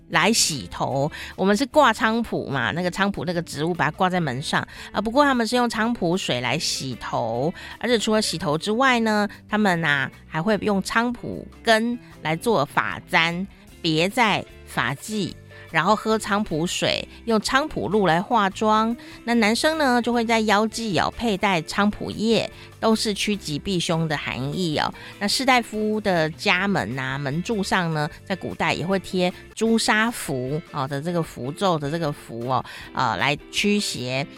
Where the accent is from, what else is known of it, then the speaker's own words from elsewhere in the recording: Taiwan; 我们台湾